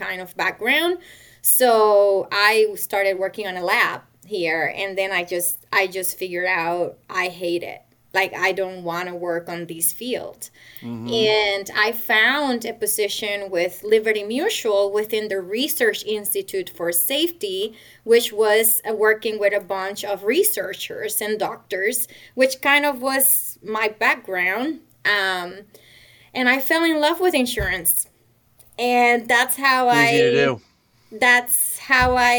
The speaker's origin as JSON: {"language": "English", "country": "Puerto Rico", "tie": "born or raised there", "moved": "as an adult", "said": "I was raised and born in Puerto Rico"}